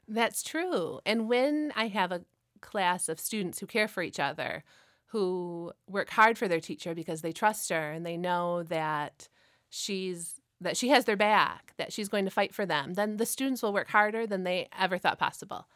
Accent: Frankenmuth, Michigan, United States; I actually grew up in Frankenmuth

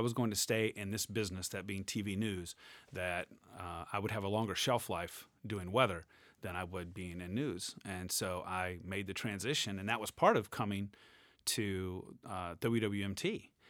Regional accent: Jacksonville, Florida, United States; moved away as an adult; now in Michigan, United States; I grew up in Jacksonville, Florida

